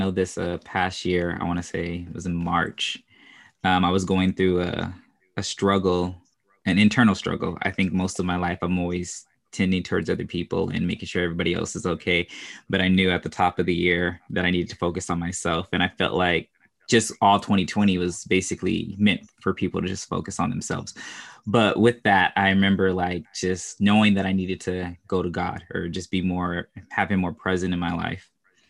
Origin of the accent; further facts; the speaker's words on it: California, United States; also born or lived in Houston; I'm from California, but I always say that I'm from Houston.